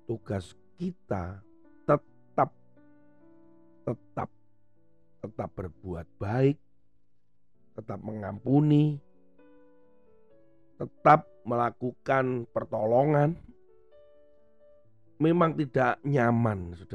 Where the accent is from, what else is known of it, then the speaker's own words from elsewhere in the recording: Indonesia; tidak dianggap bahwa sebagai perwakilan negara, tapi saya ini asalnya yang dari